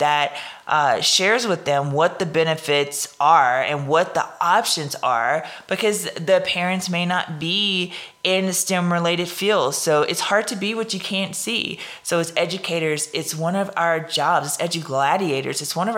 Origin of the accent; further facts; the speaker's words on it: Louisiana, United States; accent: Louisiana; my Louisiana accent